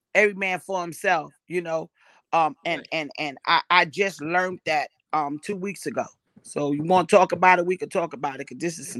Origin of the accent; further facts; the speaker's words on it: New York City, New York, United States; born and raised in Brownsville, Brooklyn